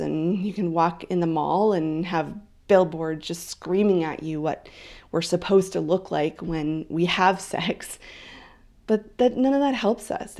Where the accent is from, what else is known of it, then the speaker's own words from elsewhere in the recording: Canada; also born or lived in Vancouver Island; I am Canadian.